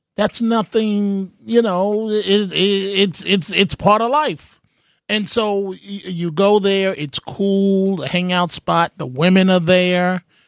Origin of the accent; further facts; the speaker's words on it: New York City, New York, United States; also born or lived in Manhattan; Born in Manhattan, raised in the Bronx